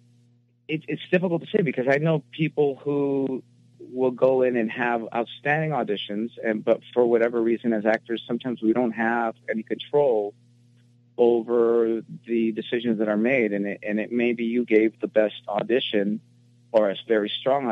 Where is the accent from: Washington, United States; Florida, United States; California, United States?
California, United States; Los Angeles; I was born and raised in Hollywood, California